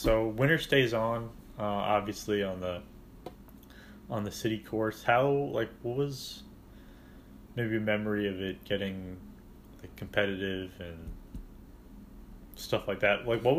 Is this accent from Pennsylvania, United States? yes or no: no; Long Island, New York, United States; a spoiled Long Island kid.